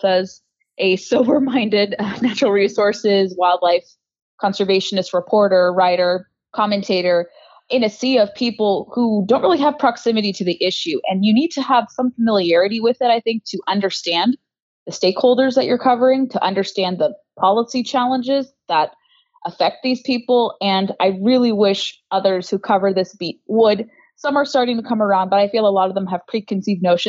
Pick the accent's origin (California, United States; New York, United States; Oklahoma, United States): California, United States; Southern; born or raised there; moved away as an adult; now in Washington, D.C., United States